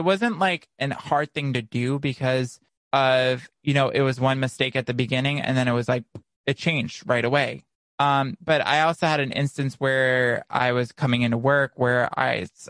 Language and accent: English; Naples, Florida, United States; moved away; my hometown in Naples